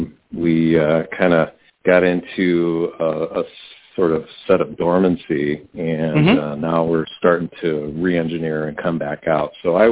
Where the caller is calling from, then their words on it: Milwaukee, Wisconsin, United States; Calling from Milwaukee, Wisconsin.